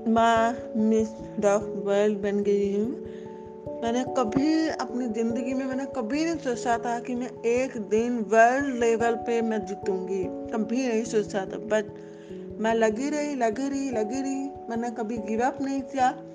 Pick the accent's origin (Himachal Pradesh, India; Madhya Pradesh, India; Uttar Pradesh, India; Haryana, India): Uttar Pradesh, India; Muzaffarnagar; मैं मुजफ्फरनगर से बिलोंग करती हूँ